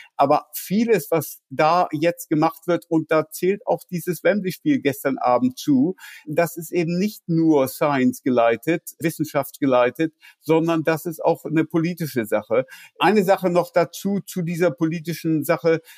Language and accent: German; Germany; now in London, United Kingdom; ich bin mittlerweile, naja, ich würde sagen, mehr Brite als Deutsche. 36 äh, Jahre in Großbritannien, britischer Staatsbürger